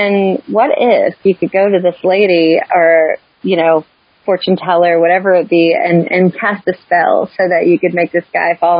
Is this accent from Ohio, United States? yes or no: no; North Carolina, United States; I'm a Carolina girl. That's where I'm from, and I've been in Charlotte for years.